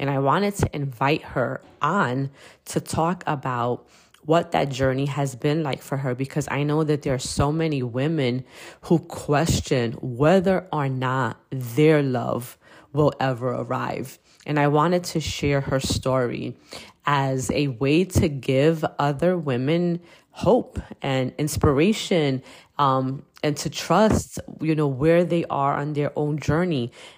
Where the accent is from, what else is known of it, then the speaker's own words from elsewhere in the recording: Brooklyn, New York, United States; And we grew up together in Williamsburg, Brooklyn. So I have legit known Denise for the majority of my life.